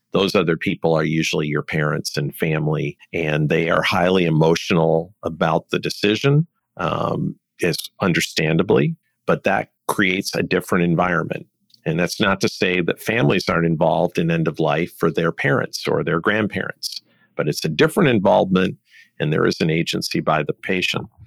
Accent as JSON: {"language": "English", "town": "Detroit", "region": "Michigan", "country": "United States", "tie": "born or raised there", "said": "I was born in Detroit"}